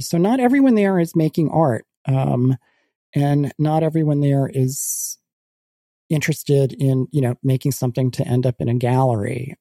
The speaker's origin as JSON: {"language": "English", "country": "United States"}